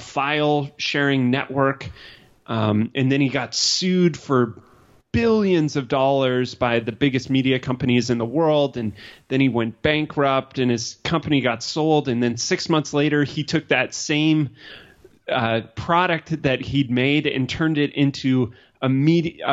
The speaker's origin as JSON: {"language": "English", "region": "Colorado", "country": "United States", "tie": "born or raised there", "said": "I grew up in Colorado"}